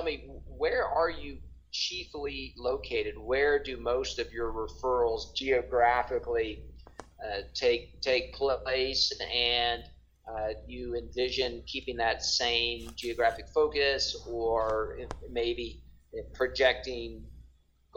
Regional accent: Mississippi, United States; now in Denver, United States; I live in a metro area now. I'm from Mississippi

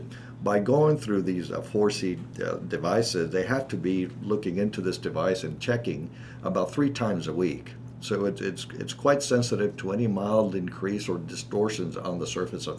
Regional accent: Dominican Republic; moved away as an adult; also born or lived in Nashville, Tennessee / New Orleans, Louisiana / Miami, Florida; now in Kansas City, United States; I'm originally from Dominican Republic. I came to college way back when, many years ago, to Vanderbilt University in Nashville, Tennessee.

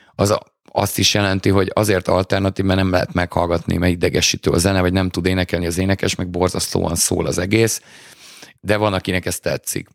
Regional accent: Hungary

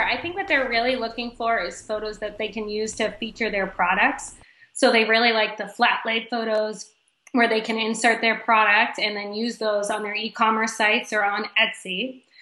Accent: Boston, Massachusetts, United States; moved away as an adult; also born or lived in Miami, Florida; now in Michigan, United States; I'm originally from Boston, Massachusetts

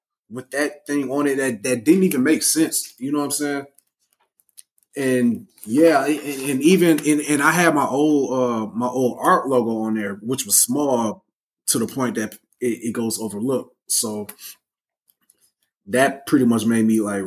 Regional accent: Flint, Michigan, United States; moved away as an adult; also born or lived in Minnesota; now in Texas, United States; I was literally born in Minnesota and then moved to Michigan. And then I was raised in Flint until I graduated and then moved to Texas

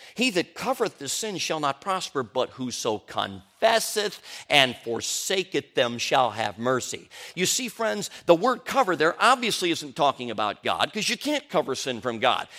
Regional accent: Chicago, Illinois, United States; also born or lived in Durango, Colorado; we moved from Durango, Colorado And we came to Chicago, Illinois

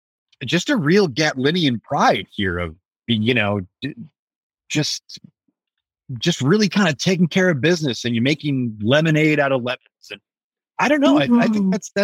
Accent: Allen Park, Michigan, United States; moved away; my hometown

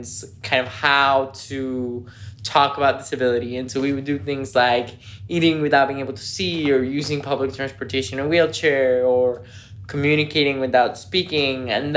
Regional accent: Mexico; also born or lived in United States; now in Washington, D.C., United States; I grew up in Mexico

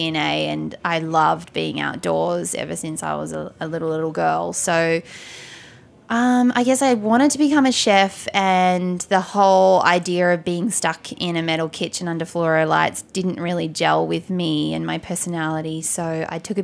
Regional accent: Tasmania, Australia; moved away; also born or lived in Sydney / New York; I grew up in Tasmania

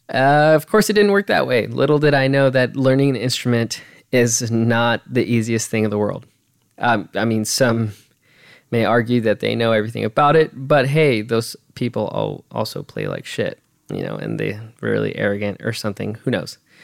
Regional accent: California, United States; also born or lived in Los Angeles; I was born in Los Angeles. I mean, uh, that's not like it really matters, but hey, I was born there. We migrated over to the high desert

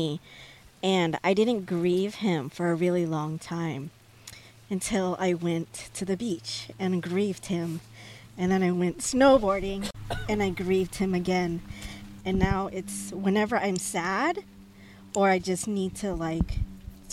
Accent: San Diego, California, United States; high school, growing up in San Diego

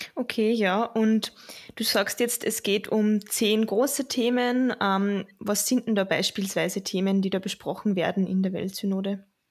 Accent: Linz, Upper Austria, Austria; ich komme aus Linz, ich studiere Kulturwissenschaften und arbeite nebenbei in der Diözese in Linz

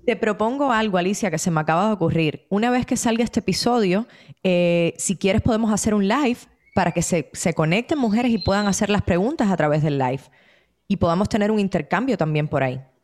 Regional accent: Cuba; Cuba, que es de donde yo soy

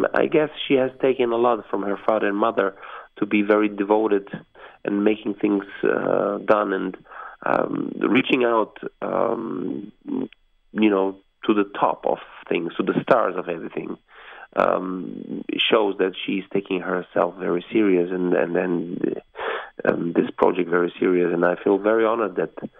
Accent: Vienna, Austria; moved away; I was born in Austria, in Vienna, in the heart of Europe, in the beautiful capital of Austria, in Vienna.

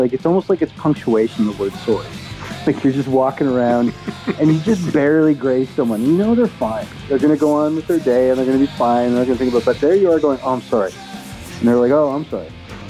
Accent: Canada; Well, I'm Canadian.

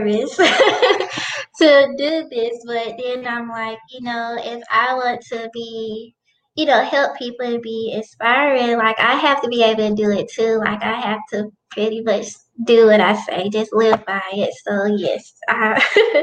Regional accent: Helena-West Helena, Arkansas, United States; moved away as an adult; now in Jonesboro, United States; I am originally from Helena, West Helena. It's a small town in Arkansas, and now I'm living in Jonesboro

